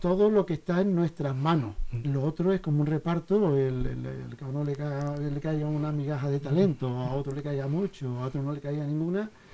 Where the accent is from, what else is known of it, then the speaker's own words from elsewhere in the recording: South, Spain; moved away; provengo del sur, por posiblemente toda esa, esta luz tan maravillosa de mi pueblo, pues correteando por ahí con mis amigos, se me colaría dentro en mi infancia